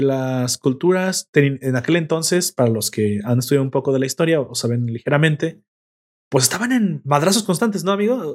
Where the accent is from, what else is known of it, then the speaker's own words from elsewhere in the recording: Mexico; Me gustan las tortillas, así que aparte también soy el perfecto mexicano